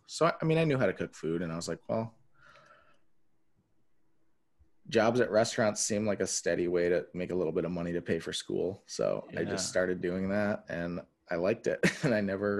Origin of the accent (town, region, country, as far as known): West Branch, Michigan, United States; born or raised there; also born or lived in Dearborn, Michigan